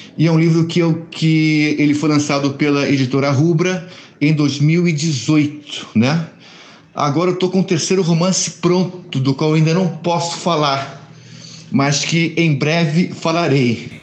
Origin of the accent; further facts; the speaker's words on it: Rio de Janeiro, Brazil; Eu sou carioca, a gente que mora aqui no Rio de Janeiro